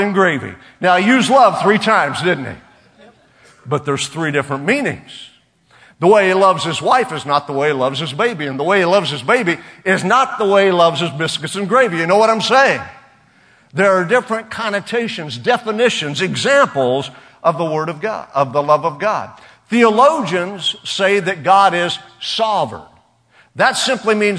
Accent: Oklahoma, United States; We're from Oklahoma. It's all right. Every boy has a pocket knife there.

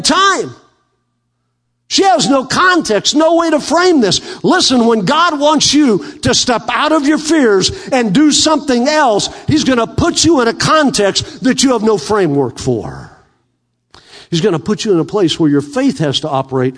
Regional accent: Western Oklahoma, United States; moved away; I grew up in American Indian in Western Oklahoma

